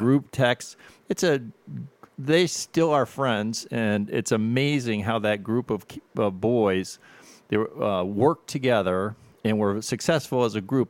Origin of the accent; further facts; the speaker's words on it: Avon Lake, Ohio, United States; now in Perrysburg, United States; I grew up in Avon, Lake Ohio